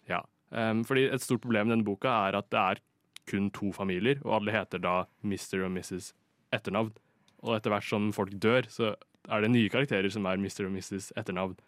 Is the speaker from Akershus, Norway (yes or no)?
yes; Lørenskog, Akershus, Norway; moved away as an adult; now in Oslo, Norway; jeg er fra Lørenskog